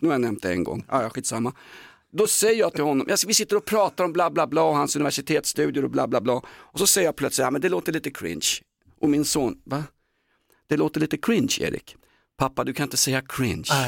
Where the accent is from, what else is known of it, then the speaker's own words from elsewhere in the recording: Sweden; also born or lived in Aspudden, Stockholm; vi vadmalsbönder i, i Sverige